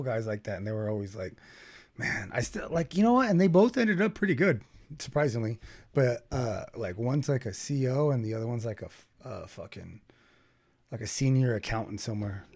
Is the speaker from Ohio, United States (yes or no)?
no; Bakersfield, California, United States; we grew up in Bakersfield